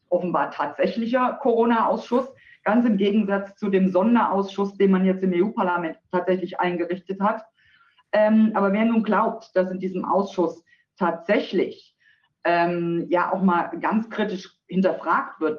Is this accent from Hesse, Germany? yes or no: yes; Eschwege, Hesse, Germany; Nein, Sie haben recht, ich bin tatsächlich ein echter Dietemann. Ich wurde in Eschwege geboren, bin auch dort aufgewachsen.